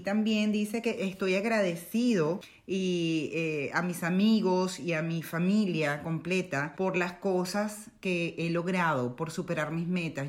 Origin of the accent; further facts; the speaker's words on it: Caracas, Capital District, Venezuela; moved away as an adult; also born or lived in Maracaibo / El Junquito; now in Netherlands; yo nací en Caracas, primero que nada en la capital de Venezuela, pero mi familia es de Maracaibo, del estado Zulia